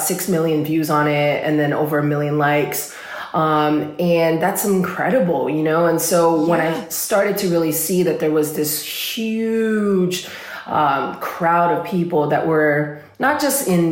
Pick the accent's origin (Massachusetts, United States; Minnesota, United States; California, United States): California, United States; Los Angeles; I'm from California. I'm from Los Angeles.